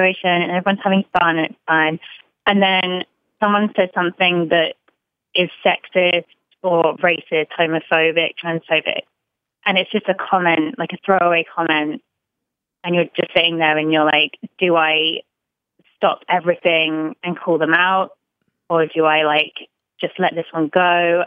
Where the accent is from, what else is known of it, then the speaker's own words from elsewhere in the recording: England, United Kingdom; now in Chicago, United States; I live in Chicago, but I'm from England